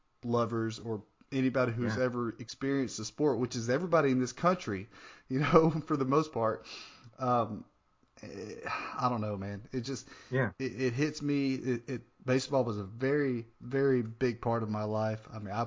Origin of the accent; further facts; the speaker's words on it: Northeast Arkansas, United States; I grew up in Northeast Arkansas, and most people there were Cardinals fans because it's kind of close to St. Louis.